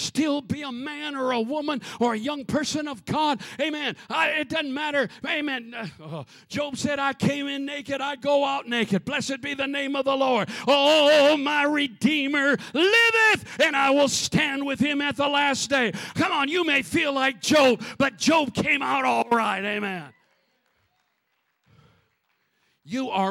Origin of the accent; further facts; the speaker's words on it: Minnesota, United States; firstborn, lonely little kid growing up in Minnesota